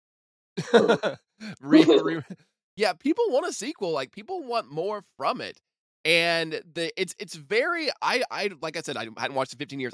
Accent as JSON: {"language": "English", "town": "Evansville", "region": "Indiana", "country": "United States", "said": "I am from Evansville"}